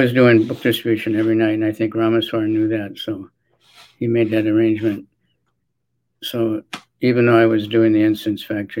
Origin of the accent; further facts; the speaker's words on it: Minneapolis, Minnesota, United States; Okay, I born and grew up in Minneapolis, Minnesota suburbs